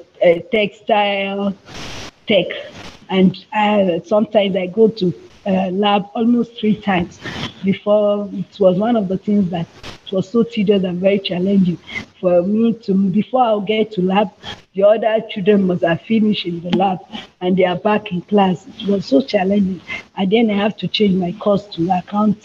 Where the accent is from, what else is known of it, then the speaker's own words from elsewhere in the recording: Yorubaland, Nigeria; I'm Yoruba, I come from Yoruba land